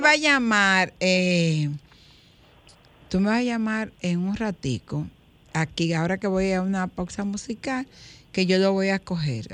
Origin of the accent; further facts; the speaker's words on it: Dominican Republic; Qué bueno que nací en este país. Qué bueno que soy dominicano